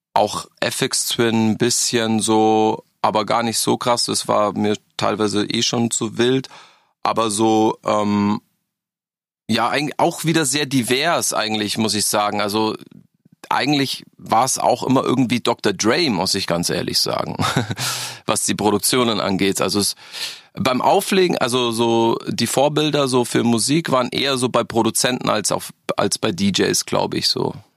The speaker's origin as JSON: {"language": "German", "town": "Freising", "region": "Bavaria", "country": "Germany", "tie": "born or raised there", "also_born_or_lived": "Berlin", "lives_now": "Augsburg, Germany"}